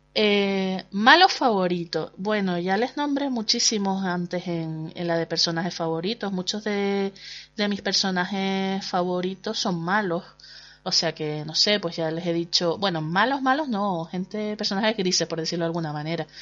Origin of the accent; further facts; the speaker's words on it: Canary Islands, Spain; accent: Canarian; los canarios no tenemos casi cabida en, en la televisión nacional porque bueno pues supongo que nuestro acento pues es un hándicap